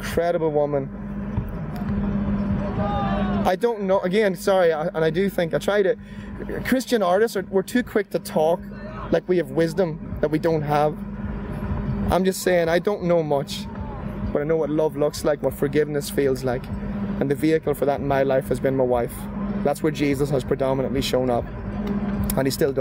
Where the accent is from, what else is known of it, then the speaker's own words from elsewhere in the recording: Monaghan, Ulster, Ireland; standing in a wee church in Monaghan, my hometown